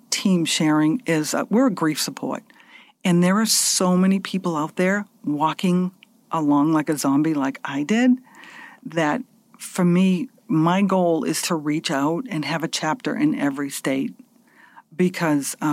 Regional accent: Massachusetts, United States; And we're all from Massachusetts.

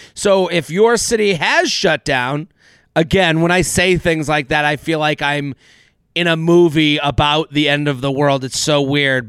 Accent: United States; as an American Jew myself

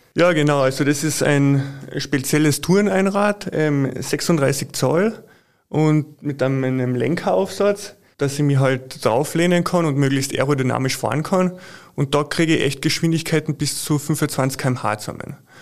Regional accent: Carinthia, Austria; als äh, waschechter Kärntner

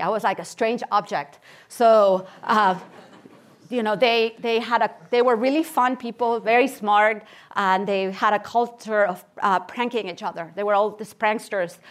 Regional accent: Barcelona, Catalonia, Spain; moved away as an adult; also born or lived in Kansas City, Missouri / Stanford, California; I was born in Barcelona, Spain, and I spent uh, my childhood and my teenage years there.

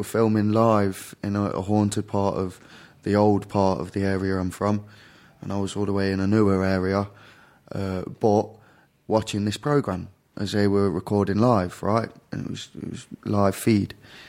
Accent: Derby, East Midlands, United Kingdom; The UK, the very central regions of the UK, a place called Derby.

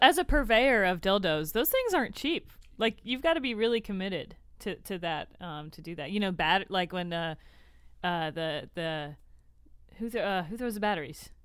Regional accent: Tampa, Florida, United States; moved away; the Bucks are actually my true home team. I'm from Tampa

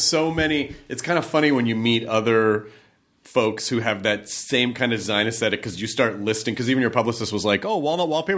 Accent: United States; being American

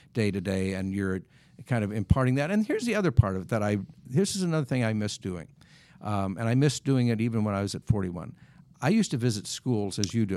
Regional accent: Wisconsin, United States; when I was growing up in Wisconsin

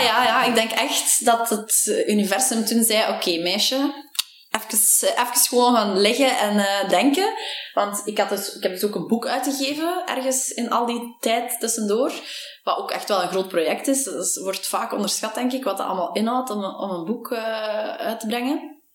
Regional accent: Temse, Flanders, Belgium; moved away as an adult; now in Antwerp, Belgium; ik ben oorspronkelijk van Temse

